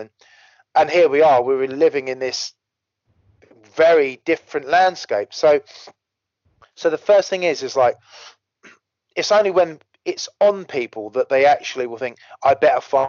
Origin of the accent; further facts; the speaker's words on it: United Kingdom; we're British